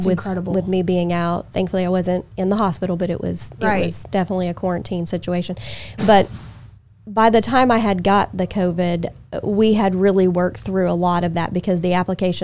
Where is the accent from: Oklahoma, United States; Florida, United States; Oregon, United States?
Oklahoma, United States; moved away as an adult; now in Augusta, United States; I grew up in Oklahoma.